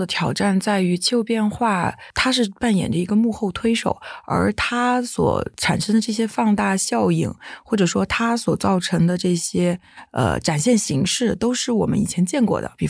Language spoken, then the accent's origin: Chinese; Jiangxi, China; 像我小时候呃出生在江西，以前就是每年冬天还是会下雪的